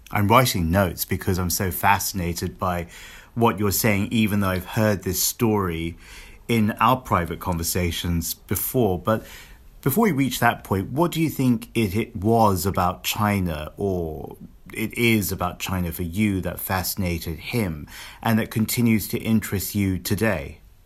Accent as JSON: {"language": "English", "region": "London", "country": "United Kingdom", "tie": "born or raised there", "said": "where I grew up in London"}